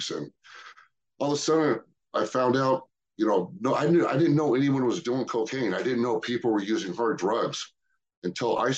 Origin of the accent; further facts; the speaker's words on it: Cerritos, California, United States; I grew up in Cerritos